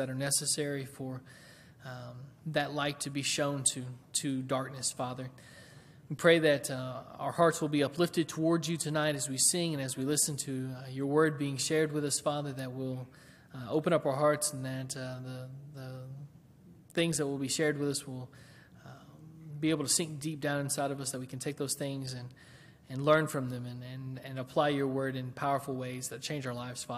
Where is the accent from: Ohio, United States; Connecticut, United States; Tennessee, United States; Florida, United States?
Tennessee, United States; Waverly; moved away; the city I grew up in Waverly